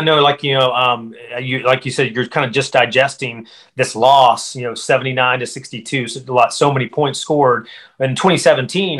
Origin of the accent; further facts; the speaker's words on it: western North Carolina mountains, United States; I grew up not far from you in the uh, western North Carolina mountains, right next to Tennessee.